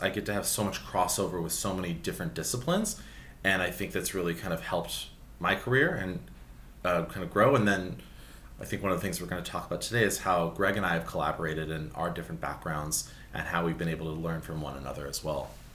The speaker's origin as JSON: {"language": "English", "town": "Los Angeles", "region": "California", "country": "United States", "tie": "born or raised there", "said": "I grew up in Sherman Oaks, another San Fernando Valley, another hot neighborhood in the valley"}